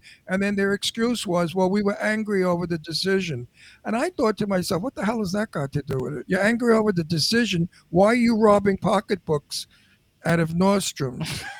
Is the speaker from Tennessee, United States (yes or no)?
no; New York, United States; accent: Brooklyn; now in Palm Springs, United States; Palm Springs, unfortunately. But I'm a New Yorker. I'm a Brooklynite. And I miss my New York terribly.